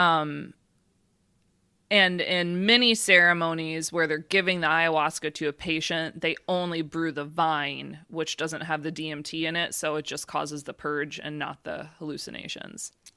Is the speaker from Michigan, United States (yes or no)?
yes; Michigan, United States; moved away; also born or lived in Florida; I grew up in Michigan